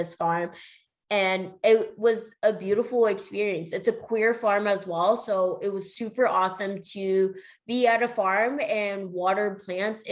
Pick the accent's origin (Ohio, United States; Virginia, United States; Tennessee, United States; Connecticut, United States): Virginia, United States; Northern; moved away as an adult; also born or lived in Denver; I headed back to the East Coast where I'm originally from. I'm originally from Northern Virginia